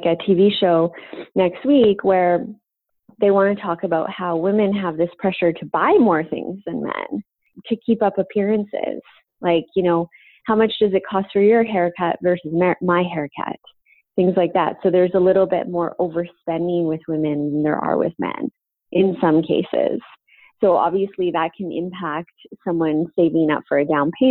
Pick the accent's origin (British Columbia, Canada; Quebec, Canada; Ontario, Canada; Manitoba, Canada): British Columbia, Canada; Vancouver; I'm from Vancouver